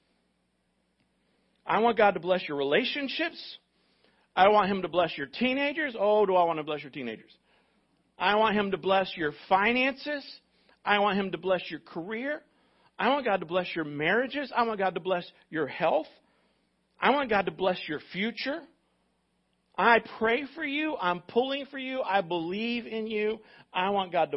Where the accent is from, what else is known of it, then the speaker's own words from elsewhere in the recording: United States; as an American